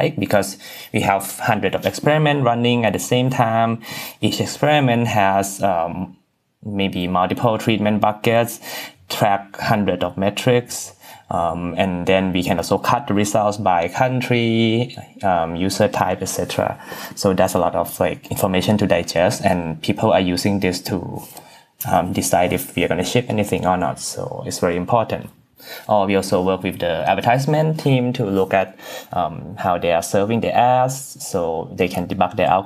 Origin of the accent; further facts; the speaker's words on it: Bangkok, Thailand; moved away as an adult; also born or lived in Maryland, United States; now in United States; I was born and raised in Bangkok, Thailand